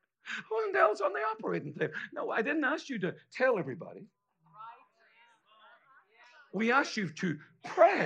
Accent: Ireland; me being Irish

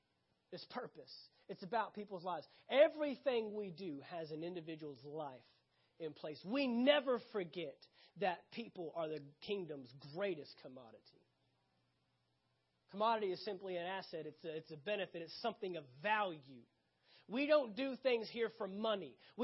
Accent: the South, United States; I'm from the South. That's what we do.

